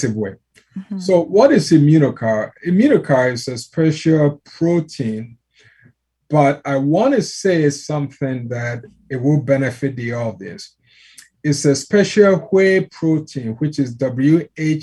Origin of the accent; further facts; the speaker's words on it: Ghana; I'm from Ghana, West Africa